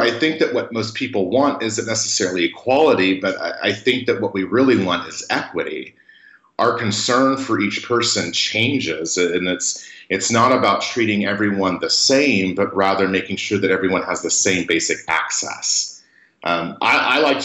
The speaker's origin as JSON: {"language": "English", "town": "Mariposa", "region": "California", "country": "United States", "tie": "born or raised there", "said": "I grew up in Mariposa, California"}